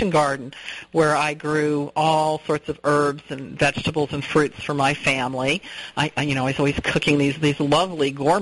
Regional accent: Southern California, United States; moved away; also born or lived in England; I grew up in Southern California

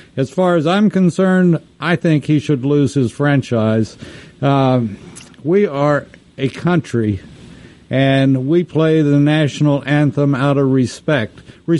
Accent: Texas, United States; being a Texan and being a very loyal American as well, and spending a lot of time in Dallas and that area

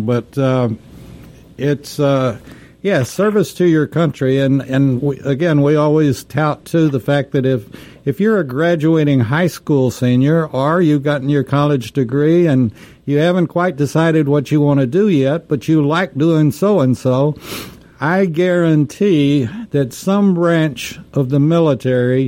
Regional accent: Texas, United States; I grew up in Texas where we weren't sure we were going to have drinking water

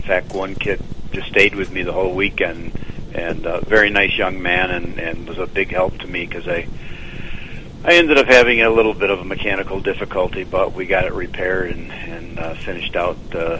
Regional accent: the Berkshires, Massachusetts, United States; I'm originally from the Berkshires in Massachusetts

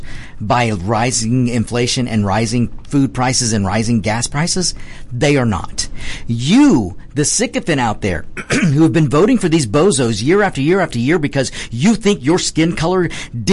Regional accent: United States; We are Americans

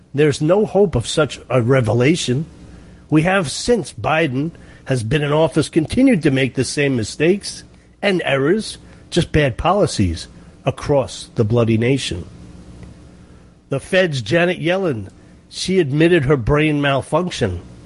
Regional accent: New York, United States; Everybody knows I'm from New York

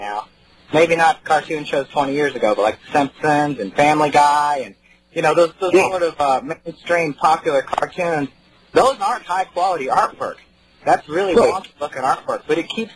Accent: Missouri, United States; now in North Carolina, United States; I grew up in Missouri.

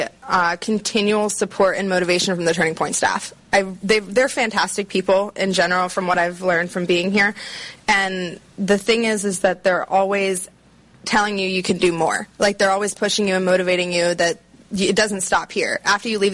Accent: Maryland, United States; I'm from Maryland

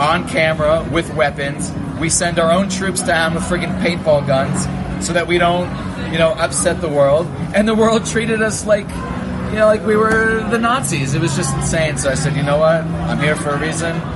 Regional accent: Boston, Massachusetts, United States; moved away as an adult; now in Israel; I'm from Boston

